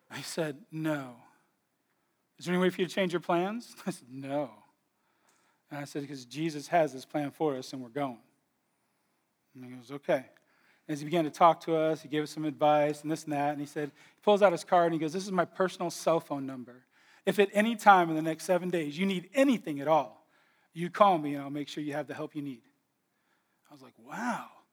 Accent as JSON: {"language": "English", "region": "California", "country": "United States", "said": "we're all from California"}